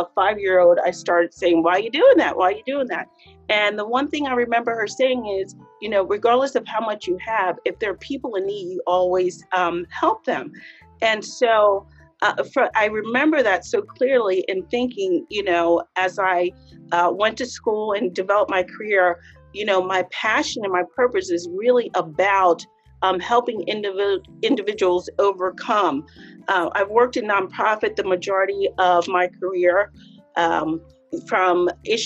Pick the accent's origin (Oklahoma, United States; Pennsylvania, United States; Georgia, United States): Pennsylvania, United States; Harrisburg; I was born and raised in Harrisburg